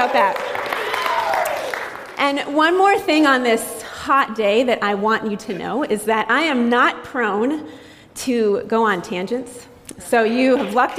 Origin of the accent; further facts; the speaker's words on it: Framingham, Massachusetts, United States; now in Worcester, United States; I'm a lifelong resident of Massachusetts. I grew up in Framingham